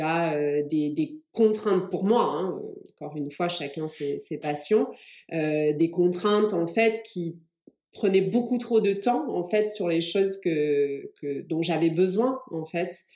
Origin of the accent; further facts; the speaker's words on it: France; also born or lived in England; je suis anglaise. Je suis arrivée en France à l'âge de 8 ans